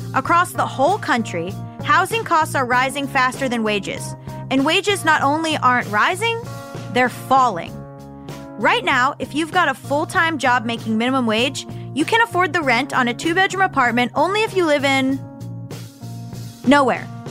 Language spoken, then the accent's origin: English; Florida, United States; I'm from Florida